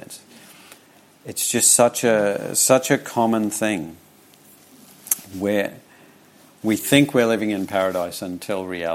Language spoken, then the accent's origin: English; Charters Towers, Queensland, Australia; When I was young, growing up in Charters Towers